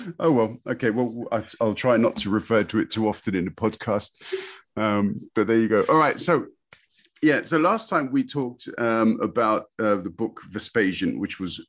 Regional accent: London, United Kingdom; growing up in London in peacetime, parents working, we got by.

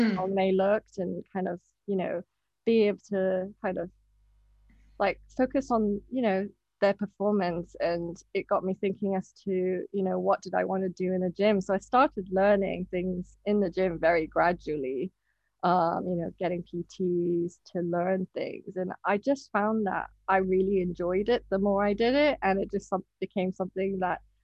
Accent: Hong Kong; moved away as an adult; now in United Kingdom; I'm Japanese and I was born and brought up in Hong Kong. And I moved to the UK when I was 18.

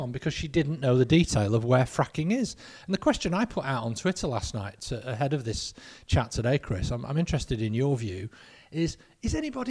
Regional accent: Lancaster, North West England, United Kingdom; We're both from Lancaster. Both our dads worked together as milkmen in Lancaster.

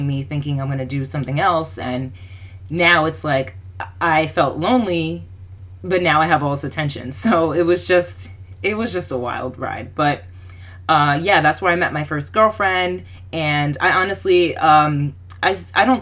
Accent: New Jersey, United States; I'm from New Jersey

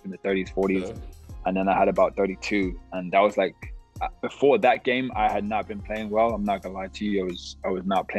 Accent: London, United Kingdom; moved away; also born or lived in Bradenton, Florida / Fresno, California; I'm from London, England, West London to be exact, Feltham.

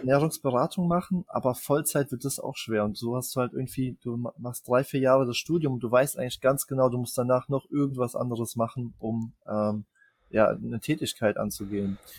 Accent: Germany; bei uns in Deutschland

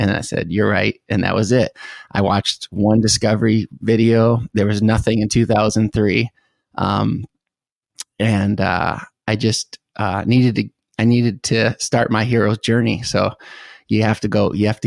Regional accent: Chesterfield, Michigan, United States; moved away; also born or lived in Grosse Pointe, Michigan / St. Clair Shores, Michigan / Detroit, Michigan; I was born in St. Clair Shores, and then we moved around the Metro Detroit area, ended up on a lake in Chesterfield, Michigan, Lake St. Clair.

